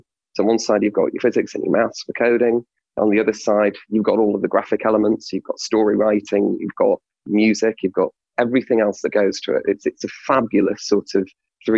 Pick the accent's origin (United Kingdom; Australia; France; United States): United Kingdom; Hull, Yorkshire and the Humber; I'm from Hull